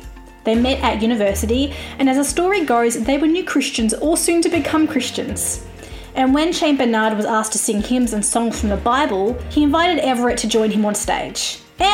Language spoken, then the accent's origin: English; Australia; I'm an Australian music journalist